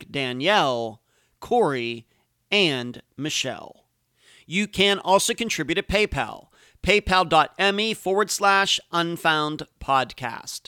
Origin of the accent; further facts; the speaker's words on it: Pennsylvania, United States; I'm originally from Pennsylvania